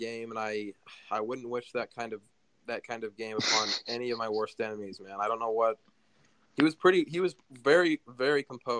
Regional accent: Rexburg, Idaho, United States; also born or lived in Pocatello, Idaho; now in Houston, United States; I grew up in Pocatello, Idaho.

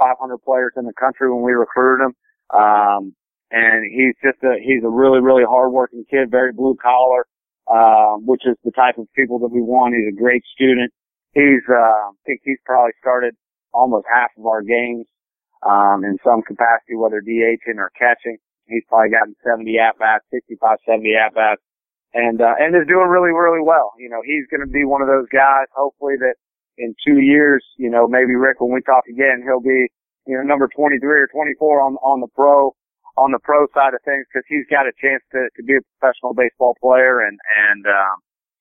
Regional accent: Cincinnati, Ohio, United States; also born or lived in Indiana; I grew up just outside of Cincinnati, Ohio. I was born in Indiana. I grew up outside of Cincinnati, Ohio

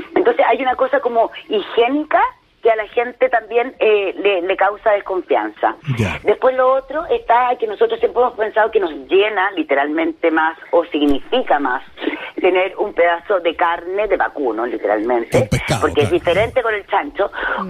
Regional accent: Chile; los clientes somos chilenos también

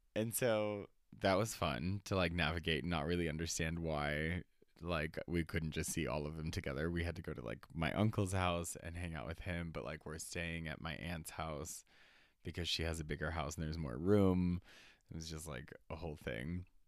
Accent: Reno, Nevada, United States; also born or lived in New Mexico, United States; where I grew up in New Mexico. And then growing up in Reno in 2000s

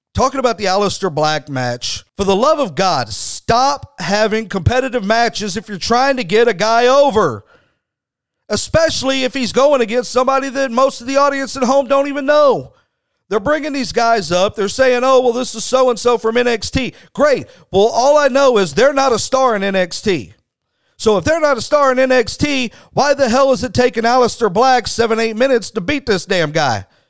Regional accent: Texas, United States; I'm from Texas

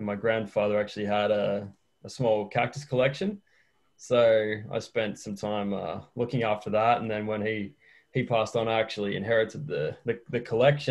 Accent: Australia; now in Chile; I'm an Australian who's living in Chile.

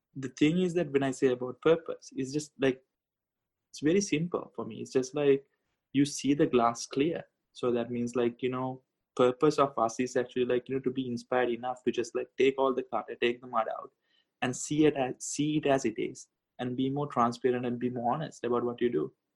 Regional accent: Sri Lanka; moved away; my home country sri lanka

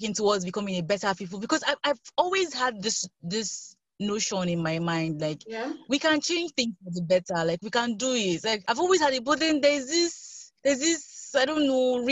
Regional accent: Nigeria; I'm Nigerian

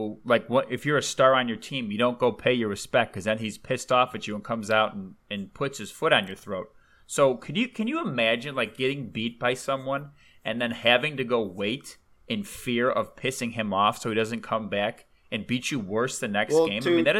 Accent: Chicago, Illinois, United States; because we're from Chicago

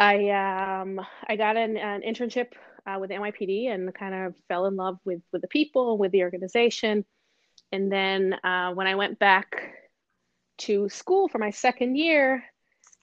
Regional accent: Israel; moved away as an adult; also born or lived in Los Angeles / Boston; now in New York, United States; I was born and raised in Israel

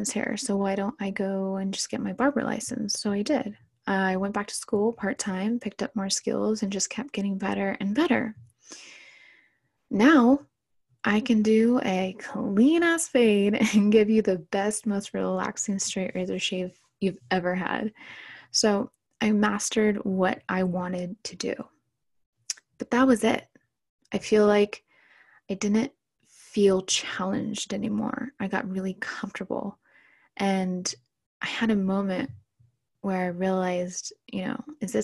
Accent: Orange County, California, United States; I was born and raised in Orange County, California

